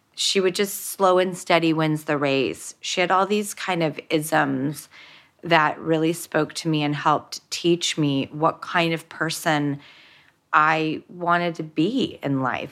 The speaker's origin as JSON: {"language": "English", "town": "Los Angeles", "region": "California", "country": "United States", "tie": "born or raised there", "said": "when I grew up in Hollywood and an industry"}